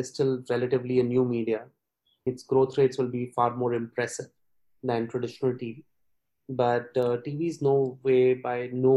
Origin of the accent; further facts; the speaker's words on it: India; we being a British colony